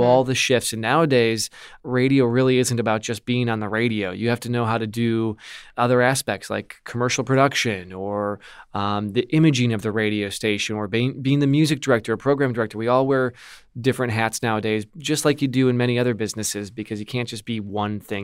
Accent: Milwaukee, Wisconsin, United States; my hometown, which is Milwaukee, so just out in the suburbs

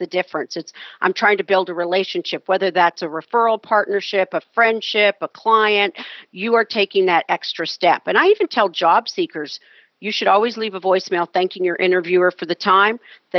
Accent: Canada; I mentioned to you I'm Canadian. I usually joke when politics comes up and say, well, I'm Canadian, I'm a dual citizen

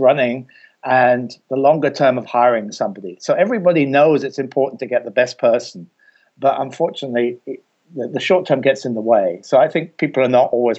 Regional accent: England, United Kingdom; I'm from England and my degree is not from Cleveland

